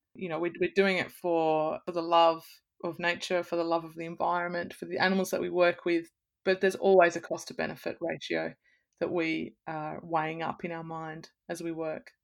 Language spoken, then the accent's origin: English; Blue Mountains, New South Wales, Australia; also born or lived in Sydney; I'm from the Blue Mountains, I grew up in nature